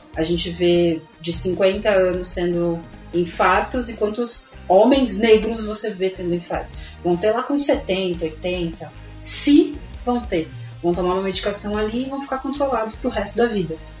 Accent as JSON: {"language": "Portuguese", "town": "Casa Branca", "region": "São Paulo", "country": "Brazil", "tie": "born or raised there", "moved": "yes", "lives_now": "São Paulo, Brazil", "said": "Eu não sou daqui de São Paulo, vim do interior de São Paulo, uma cidade que se chama Casa Branca"}